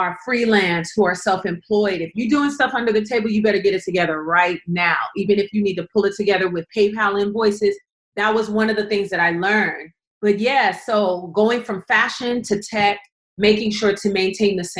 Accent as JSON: {"language": "English", "town": "Los Angeles", "region": "California", "country": "United States", "said": "I'm from South Central"}